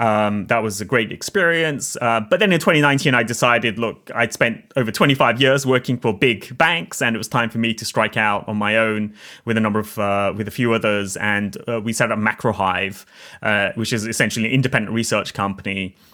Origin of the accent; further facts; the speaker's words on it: Oxford, South East England, United Kingdom; I grew up in Oxford in the UK. But as I always like to tell people, there's two sides to Oxford.